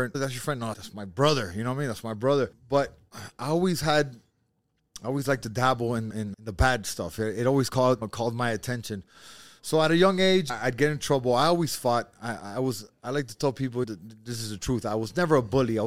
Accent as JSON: {"language": "English", "town": "Miami", "region": "Florida", "country": "United States", "tie": "born or raised there", "said": "born and raised in Miami, raised by a single mom"}